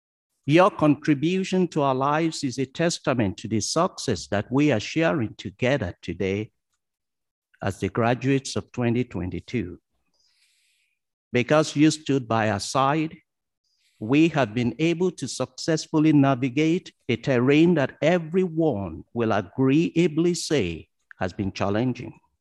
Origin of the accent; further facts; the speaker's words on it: Ondo, Nigeria; moved away as an adult; now in Wolfville, Canada; I was born in Ondo in Nigeria, a small town where I learned to treasure the value of community.